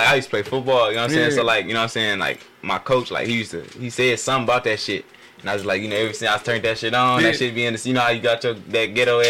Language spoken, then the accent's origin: English; Detroit, Michigan, United States; I'm from the East 7 Mile area, you know what I'm saying? Grew up. That's where we really grew up at.